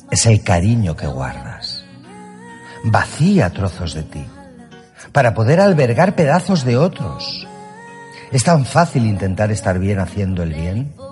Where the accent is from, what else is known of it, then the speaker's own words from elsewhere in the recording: Barcelona, Catalonia, Spain; de Barcelona y quiero enviar un saludo a toda la gente que escucha Secretos, mi pequeña bola de cristal.